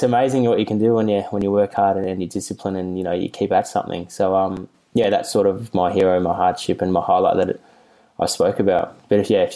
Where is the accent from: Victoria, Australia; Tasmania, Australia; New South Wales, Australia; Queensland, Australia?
Victoria, Australia; Melbourne; I grew up in the North Carlton commission flats for like 18 years